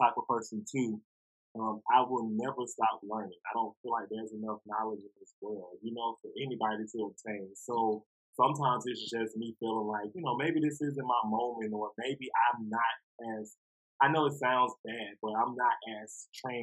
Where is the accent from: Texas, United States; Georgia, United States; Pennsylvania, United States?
Georgia, United States; Atlanta; I'm from Atlanta. I've been here all my life